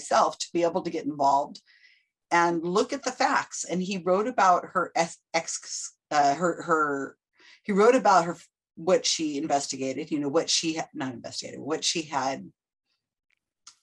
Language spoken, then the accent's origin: English; Salinas, California, United States; I am born and raised in Salinas, California. Still live here